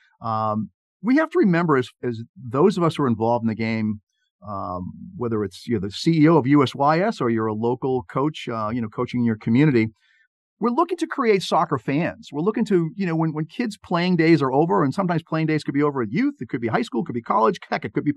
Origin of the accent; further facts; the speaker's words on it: Boston, Massachusetts, United States; I grew up here in the Boston area